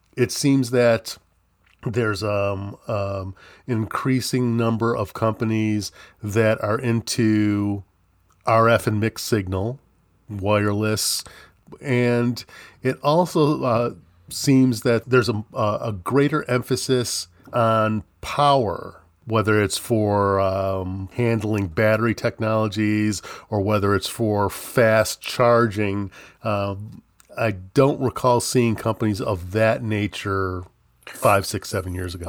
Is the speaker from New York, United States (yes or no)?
yes; New York, United States; I grew up in New York State